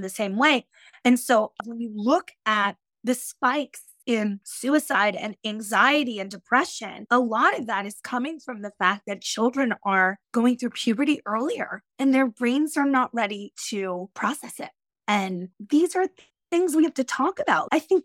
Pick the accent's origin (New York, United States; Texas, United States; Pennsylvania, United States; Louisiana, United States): New York, United States; Yonkers; I grew up in Yonkers, New York, which is right outside the Bronx, in a working class area